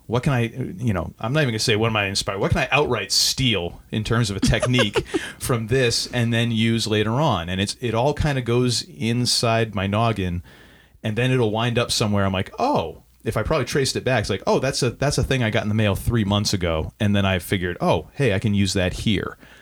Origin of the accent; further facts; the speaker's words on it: New Hampshire, United States; now in Maine, United States; I grew up in New Hampshire